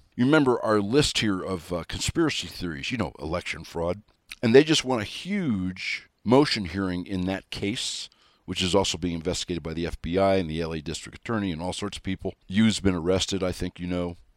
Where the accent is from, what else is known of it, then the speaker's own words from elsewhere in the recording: United States; I am American